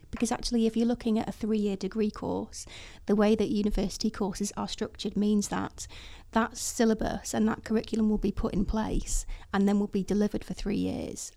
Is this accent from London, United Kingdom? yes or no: no; Chester, North West England, United Kingdom; I was born in Chester. I'm thoroughly northwest, it never lived anywhere else